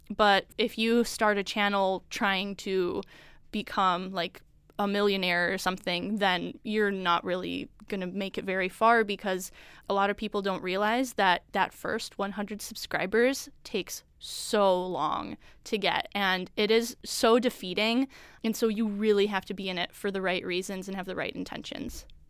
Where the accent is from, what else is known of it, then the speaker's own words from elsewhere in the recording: Chicago suburbs, Illinois, United States; moved away as an adult; I'm from the Chicago suburbs